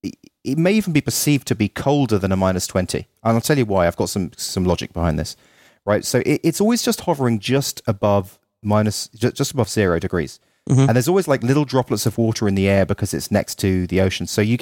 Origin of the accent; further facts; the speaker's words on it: Ireland; also born or lived in England; now in United States; And I'm from Ireland and England, but having spent 3 years in America, I really appreciate America so much more now after going back to those countries in the cold winter.